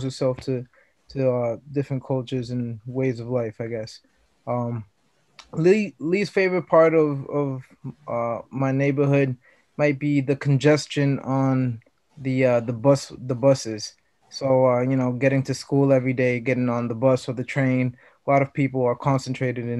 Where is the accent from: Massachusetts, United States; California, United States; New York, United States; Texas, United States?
Massachusetts, United States; Boston; also born or lived in Puerto Rico; I'm from Boston.